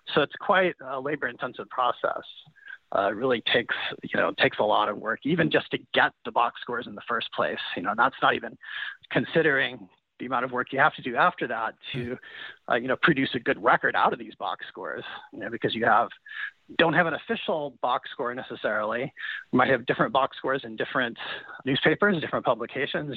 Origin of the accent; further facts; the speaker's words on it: Kansas City, Missouri, United States; I was growing up in Kansas City as a fan of the Royals